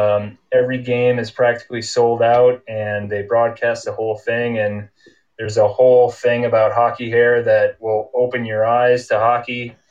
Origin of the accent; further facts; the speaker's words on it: Rochester, Minnesota, United States; now in Utah, United States; I graduated from John Marshall High. That's in Rochester, Minnesota.